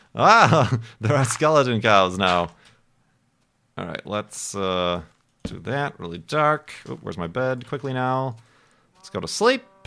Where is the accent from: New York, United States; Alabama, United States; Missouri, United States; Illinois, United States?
Illinois, United States; Chicago; I'm from Chicago